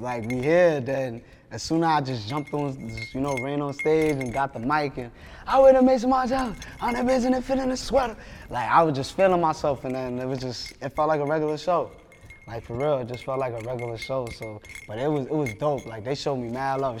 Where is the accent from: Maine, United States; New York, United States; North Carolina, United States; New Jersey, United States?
New York, United States; New York City; I'm from Brooklyn